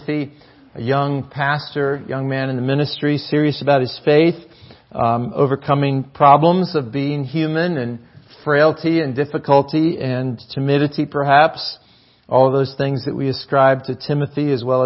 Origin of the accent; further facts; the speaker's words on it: North Florida, United States; now in Maine, United States; When I was growing up in North Florida